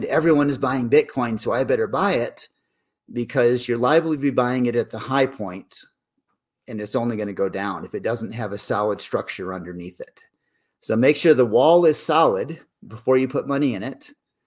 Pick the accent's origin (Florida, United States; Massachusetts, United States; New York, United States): New York, United States; Corning; I grew up in Corning, New York